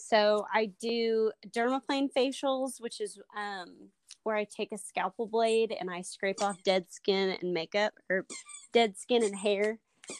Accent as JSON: {"language": "English", "region": "Oklahoma", "country": "United States", "said": "I'm from Oklahoma"}